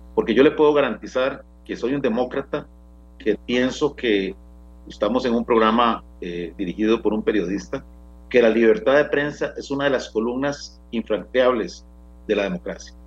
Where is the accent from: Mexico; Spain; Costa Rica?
Costa Rica; como costarricense